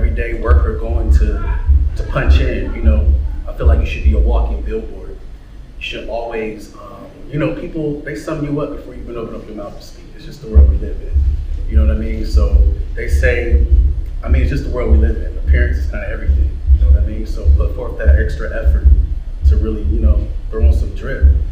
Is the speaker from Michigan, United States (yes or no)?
yes; Detroit, Michigan, United States; I'm from Detroit